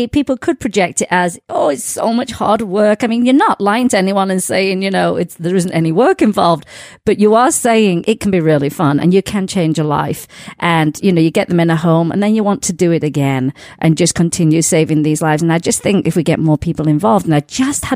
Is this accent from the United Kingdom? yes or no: yes; England, United Kingdom; moved away; my hometown back in England